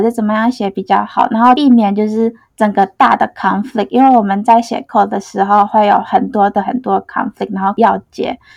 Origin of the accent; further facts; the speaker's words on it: Indonesia; Chinese is a second language; moved away as an adult; now in Taiwan; 我来自印尼